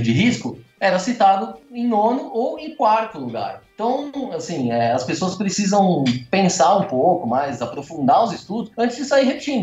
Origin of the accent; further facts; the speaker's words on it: São Paulo, Brazil; vivi a minha vida toda em São Paulo, então sou um cara totalmente urbano